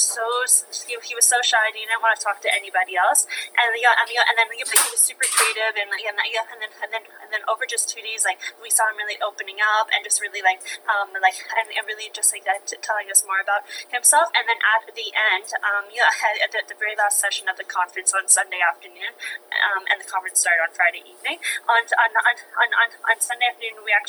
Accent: London, Ontario, Canada; moved away as an adult; now in Ottawa, Canada; growing up, I had a stutter. I'm from London, Ontario. But I'm currently living in Ottawa, Ontario

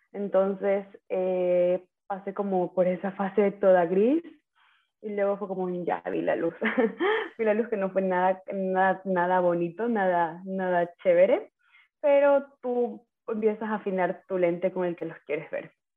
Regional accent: Manta, Manabí, Ecuador; moved away as an adult; also born or lived in Ecuadorian Sierra; soy de Manaví, Manta Manaví. Eh, viví nueve años en la Sierra, a ver, viví toda mi vida en la costa.

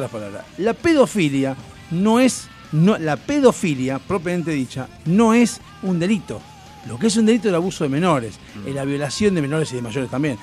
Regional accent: Argentina; qué zurdos, asquerosos que somos los argentinos

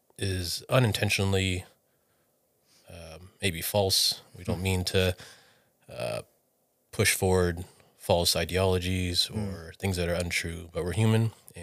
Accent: Okinawa, Japan; born there; is that I was born in Okinawa, Japan, okay, on the military base there.

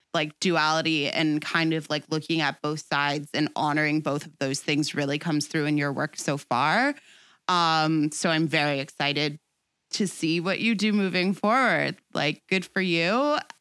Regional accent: Toronto, Ontario, Canada; I'm, like, one of those rare people who, like, was born and raised in Toronto

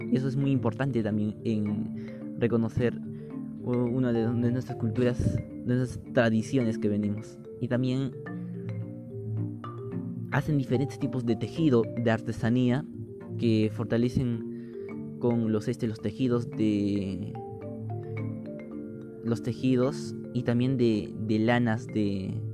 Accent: Peru; hace sentir una, tradición muy importante y maravilloso a cada uno de nosotros, de las personas que somos peruanos.

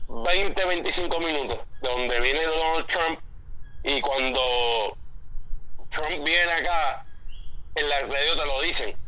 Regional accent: Puerto Rico; moved away as an adult; now in Florida, United States

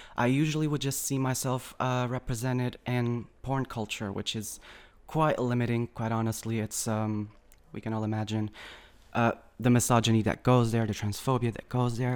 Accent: Algarve, Portugal; moved away as an adult; now in Lisbon, Portugal; I came from Algarve originally

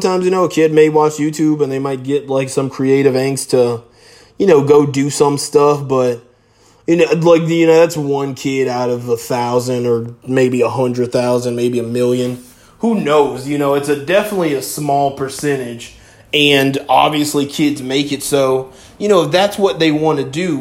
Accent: South Florida, United States; growing up in South Florida on the beach

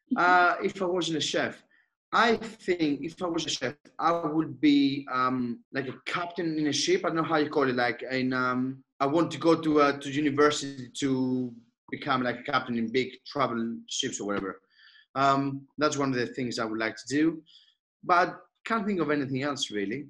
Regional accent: Athens, Attica, Greece; moved away; I born and raised in Athens.

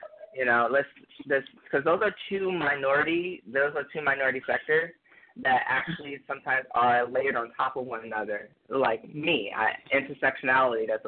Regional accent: Detroit, Michigan, United States; growing up in Detroit

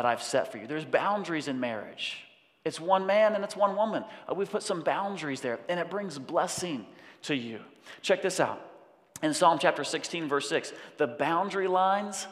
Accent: United States

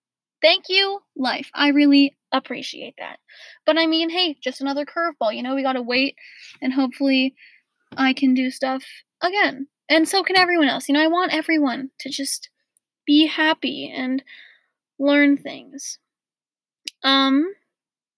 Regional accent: Portland, United States; moved away; I was born in Portland, right? And I've got all these best friends that I've had since I was like 5 years old.

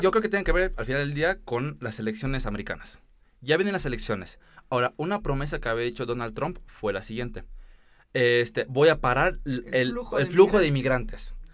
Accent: Mexico; also born or lived in United States; nosotros como mexicanos

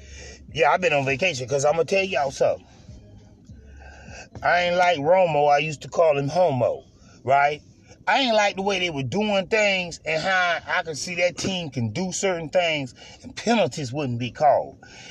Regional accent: Tampa, Florida, United States; I'm from Tampa Bay, so I like the Buccaneers.

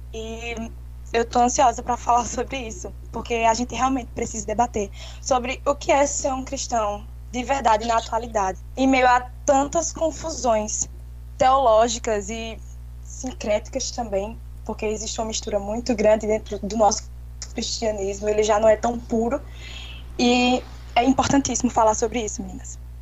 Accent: Caruaru, Pernambuco, Brazil; Eu sou natural de Pernambuco, Caruaru

